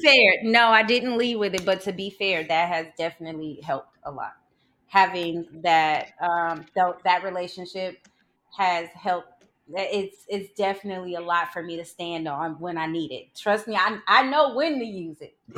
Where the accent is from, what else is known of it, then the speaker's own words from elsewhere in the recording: St. Louis, Missouri, United States; moved away; I'm from Saint Louis, Missouri